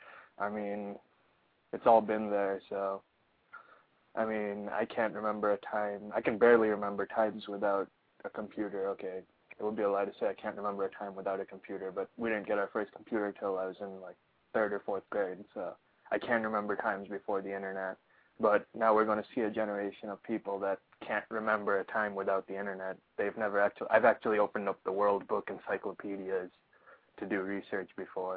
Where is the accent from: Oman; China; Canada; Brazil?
Oman; also born or lived in Pakistan; So I was born in Pakistan. I was about 8 months old. My family moved to Oman, which is a really small Middle Eastern country.